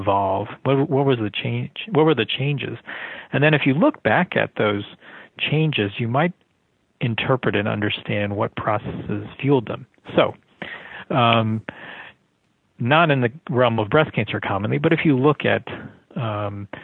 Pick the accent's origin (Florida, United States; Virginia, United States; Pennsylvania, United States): Florida, United States; Miami; also born or lived in North Carolina; when I was growing up in Miami